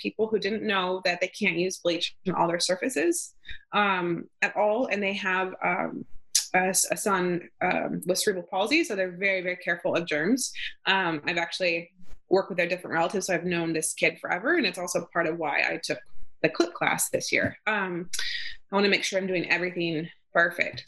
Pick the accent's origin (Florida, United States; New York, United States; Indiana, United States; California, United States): California, United States; outside of Yosemite National Park; now in Maine, United States; I grew up outside of Yosemite National Park